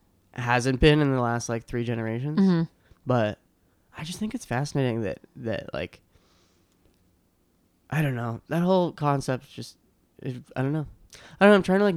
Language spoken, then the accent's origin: English; Boston, Massachusetts, United States; South Shore, Boston.